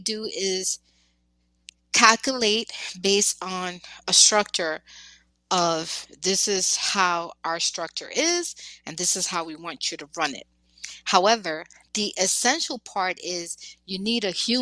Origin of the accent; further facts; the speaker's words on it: New York, United States; I am from New York